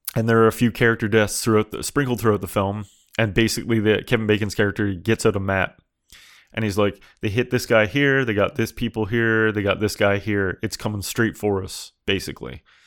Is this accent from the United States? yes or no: no; Canada; I'm Canadian.